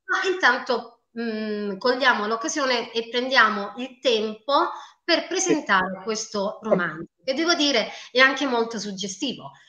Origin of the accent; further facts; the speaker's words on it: Apulia, Italy; anch'io sono pugliese